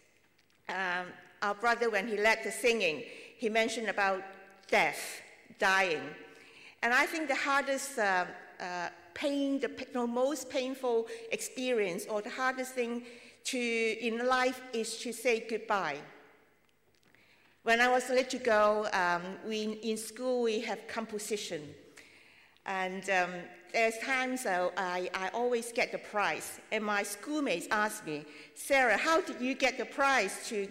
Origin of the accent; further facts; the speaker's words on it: Hong Kong; now in London, United Kingdom; I come from Hong Kong, and my work is among the Chinese, among the Jewish people in London